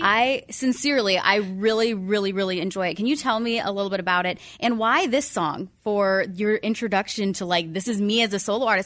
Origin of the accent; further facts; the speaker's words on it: San Diego, California, United States; I grew up in San Diego